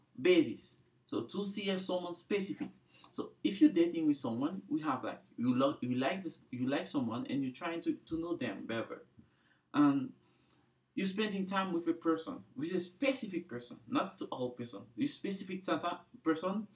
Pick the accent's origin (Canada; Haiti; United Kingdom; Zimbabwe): Haiti; now in Provo, United States; I'm from Haiti.